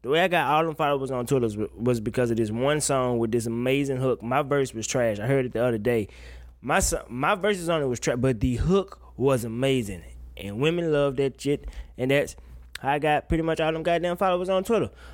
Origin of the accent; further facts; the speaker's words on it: Woodville, Mississippi, United States; moved away as an adult; I went home for my high school's homecoming. And, uh, ain't shit changed in my hometown